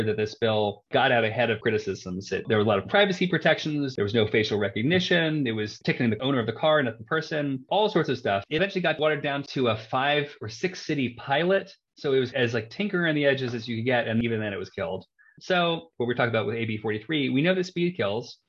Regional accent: Baltimore, Maryland, United States; my hometown of Baltimore

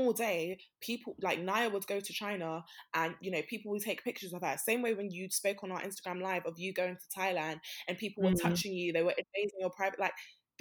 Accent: Nigeria; I'm Nigerian

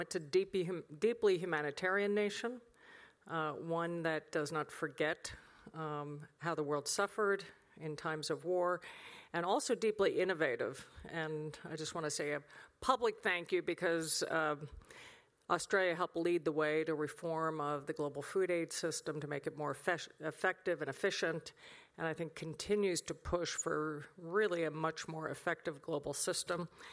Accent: United States; As an American, I was raised with the fundamental idea

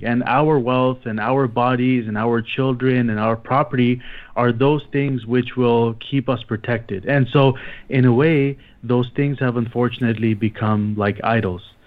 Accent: Toronto, Ontario, Canada; moved away as an adult; now in Micronesia; I'm originally from Toronto

